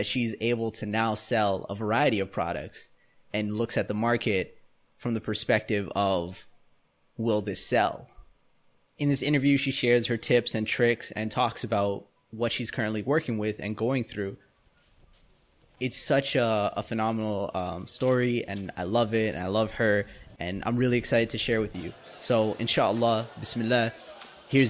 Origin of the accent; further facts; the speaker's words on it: Canada; us growing up in Canada and, you know, North America